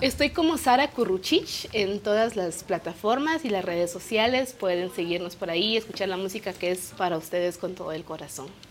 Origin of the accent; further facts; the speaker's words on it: Comalapa, Chimaltenango, Guatemala; first language Kaqchikel; Spanish is a second language; yo crecí, mi pueblo se llama Comalapa